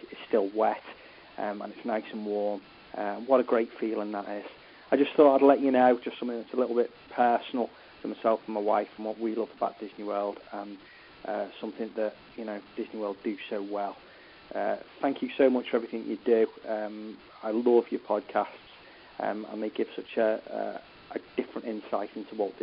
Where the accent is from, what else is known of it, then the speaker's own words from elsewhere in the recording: Oxford, South East England, United Kingdom; I'm calling from the United Kingdom. I'm from Oxford